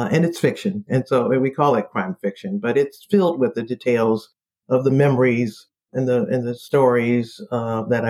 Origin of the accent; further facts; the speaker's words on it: Detroit, Michigan, United States; moved away as an adult; now in Washington, D.C., United States; I'm from Detroit, born and raised there.